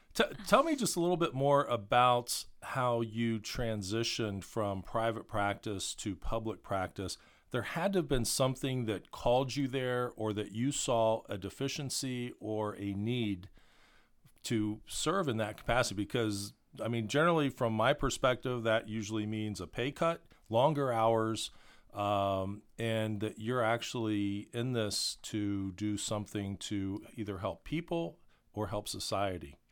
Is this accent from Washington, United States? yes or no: no; Columbus, Ohio, United States; a lot of kids growing up in Columbus